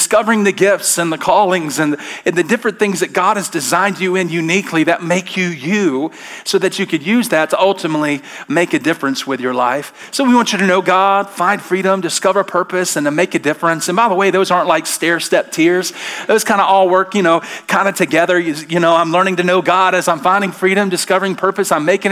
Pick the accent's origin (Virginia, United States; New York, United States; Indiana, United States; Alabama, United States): Alabama, United States; I'm from Alabama